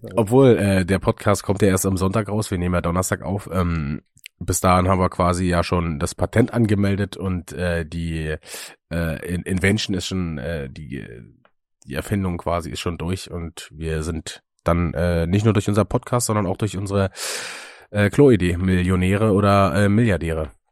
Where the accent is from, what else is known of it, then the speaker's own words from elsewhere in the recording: Müncheberg, Brandenburg, Germany; moved away; in meiner äh, alten Heimat, also in Münchenberg beziehungsweise Eckersdorf